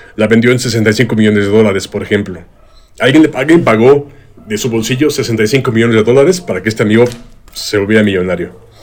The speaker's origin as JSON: {"language": "Spanish", "country": "Mexico", "said": "a nosotros los mexicanos"}